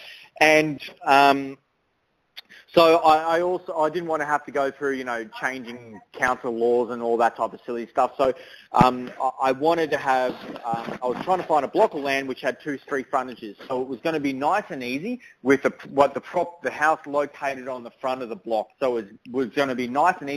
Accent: Toowoomba, Queensland, Australia; I grew up in Toowoomba and I did a lot of my schooling in Toowoomba

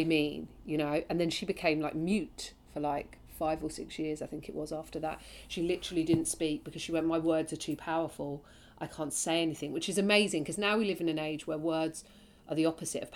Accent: London, United Kingdom; having been born and raised in London

